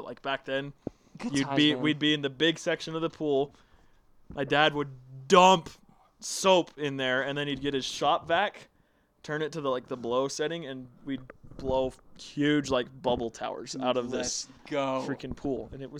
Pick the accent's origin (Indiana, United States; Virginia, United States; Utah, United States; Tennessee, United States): Utah, United States; Draper; I grew up in Draper.